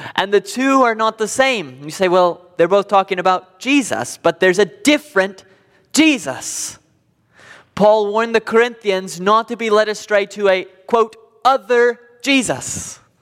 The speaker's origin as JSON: {"language": "English", "country": "United States", "said": "Being an American"}